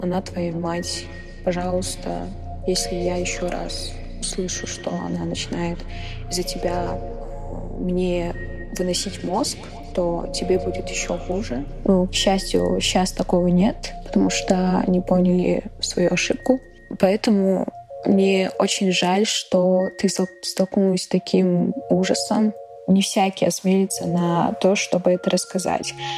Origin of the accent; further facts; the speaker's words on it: Ingushetia, Russia; мне 20 лет, я из Ингушетии